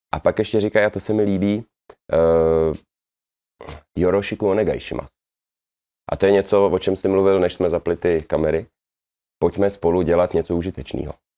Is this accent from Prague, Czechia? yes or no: yes; Prague, Czechia; moved away as an adult; also born or lived in Angola; now in Japan; Já jsem Pražák křtěný Vltavou